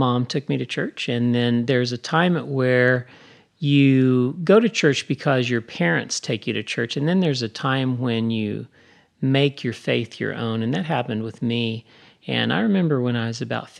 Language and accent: English; United States; also born or lived in Oklahoma / Kansas; now in Texas, United States; I grew up in Oklahoma and Kansas